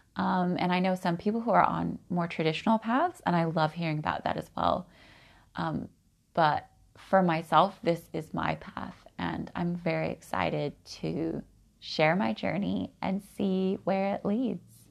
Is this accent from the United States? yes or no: yes; Oregon, United States; Growing up in Oregon, I've always been a bit eccentric